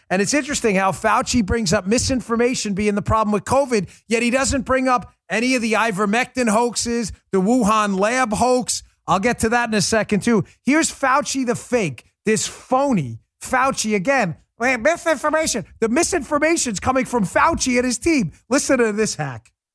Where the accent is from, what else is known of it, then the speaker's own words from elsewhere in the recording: New York, United States; now in Palm Beach, United States; I grew up in New York.